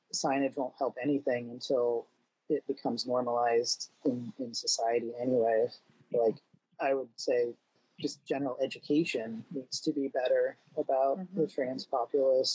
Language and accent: English; Midwest, United States; now in New England, United States; I grew up in the Midwest, so it was very standard to say sir or ma'am, and then moving over here to New England